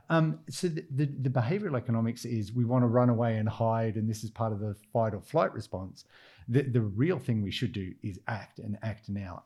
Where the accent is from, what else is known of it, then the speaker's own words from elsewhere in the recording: Australia; accent: Australian; now in London, United Kingdom; I'm Australian from the accent